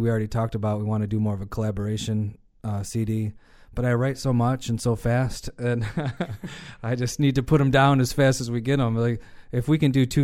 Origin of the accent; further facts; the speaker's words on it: Lakewood, New York, United States; I grew up in Lakewood